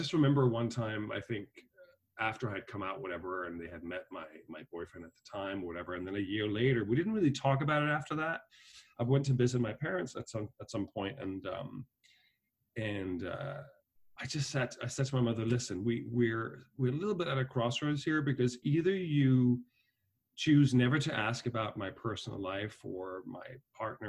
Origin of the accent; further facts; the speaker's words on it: Denmark; moved away as an adult; also born or lived in Dublin, Ireland; now in New York, United States; I was born and raised in Denmark, but my parents had a company in Ireland